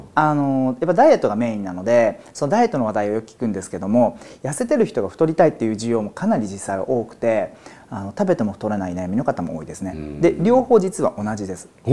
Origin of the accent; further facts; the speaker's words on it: Izumo, Shimane, Japan; 島根県にある出雲大社縁結びで有名ですけどもそこの表参道にある薬局で生まれ育ちました